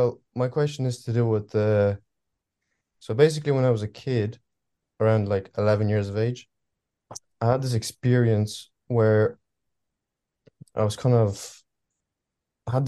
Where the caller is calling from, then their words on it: Ireland; I'm calling from Ireland.